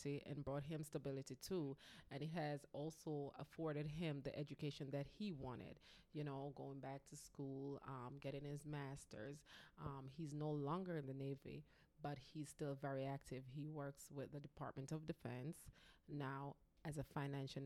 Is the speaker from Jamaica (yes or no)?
yes; Jamaica; moved away as an adult; So we grew up together back in Jamaica